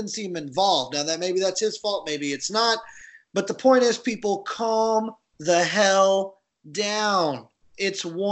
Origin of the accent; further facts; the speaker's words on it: United States; We're American, so obviously we don't practice other languages